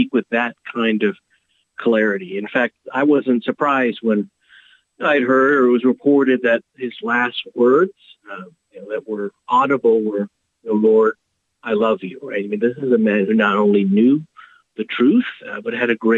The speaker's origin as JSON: {"language": "English", "town": "Houston", "region": "Texas", "country": "United States", "tie": "born or raised there", "said": "I'm a native Houstonian. I'm from Texas."}